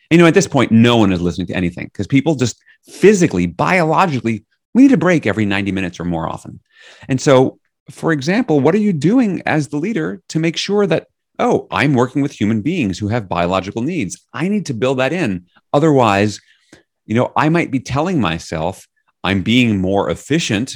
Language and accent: English; New York City, New York, United States; now in Northampton, United States; I'm from New York City originally